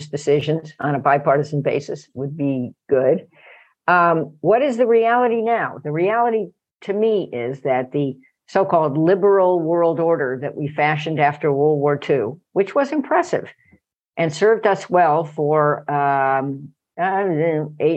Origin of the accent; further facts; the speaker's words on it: California, United States; I'm from California